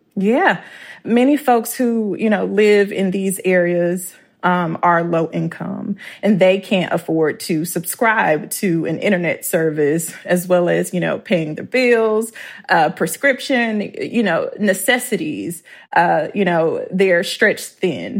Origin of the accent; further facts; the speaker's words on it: Clarksdale, Mississippi, United States; moved away; growing up, 'cause I'm from Clarksville, Mississippi